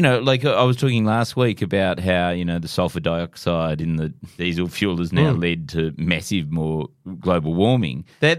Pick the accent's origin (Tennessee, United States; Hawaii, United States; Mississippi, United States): Hawaii, United States; Well, I grew up in Hawaii, so, you know.